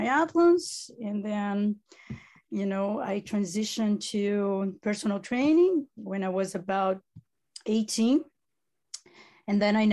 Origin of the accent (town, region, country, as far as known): Italy; accent: Italian; first language Italian; English is a second language; moved away